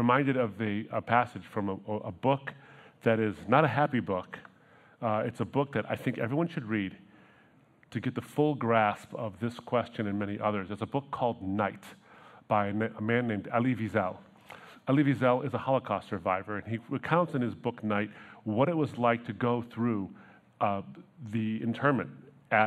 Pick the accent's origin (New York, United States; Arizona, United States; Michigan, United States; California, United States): Michigan, United States; Troy; We grew up in Troy